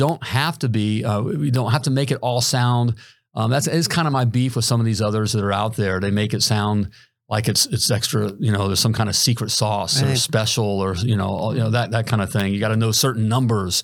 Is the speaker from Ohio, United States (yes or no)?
yes; Dayton, Ohio, United States; now in Southwest Florida, United States; I still kind of think of myself as from Dayton, Ohio.